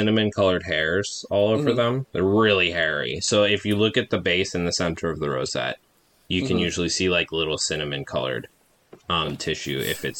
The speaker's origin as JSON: {"language": "English", "town": "Calistoga", "region": "California", "country": "United States", "tie": "born there", "said": "I was born actually out in Calistoga, so we lived there for the first couple of years of my life and then moved out here"}